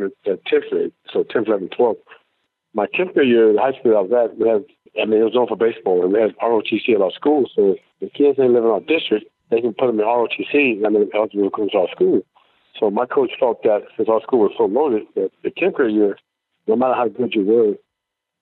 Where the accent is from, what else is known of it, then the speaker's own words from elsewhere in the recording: Tampa, Florida, United States; I grew up in Tampa